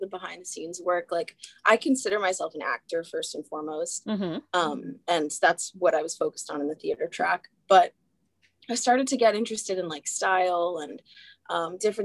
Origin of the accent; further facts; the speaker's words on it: Southern California, United States; I'm from SoCal